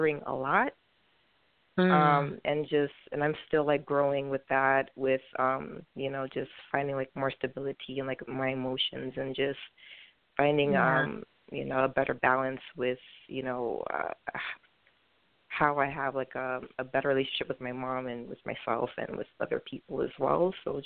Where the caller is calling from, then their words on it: New York City, New York, United States; I'm calling from Brooklyn, New York